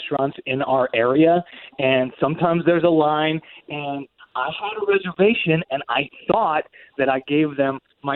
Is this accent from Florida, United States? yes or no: yes; Longwood, Florida, United States; I am from Longwood